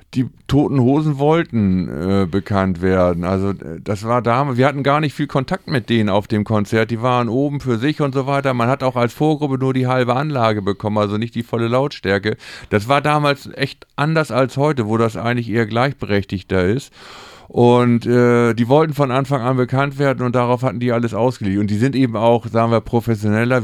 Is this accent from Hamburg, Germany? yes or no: yes; Hamburg, Germany; also born or lived in St. Pauli, Hamburg; Harburg ist eben unsere Heimat, da sind wir aufgewachsen